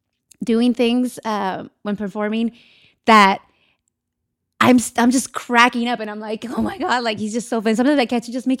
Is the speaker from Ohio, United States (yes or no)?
no; Santa Maria, California, United States; It's Santa Maria.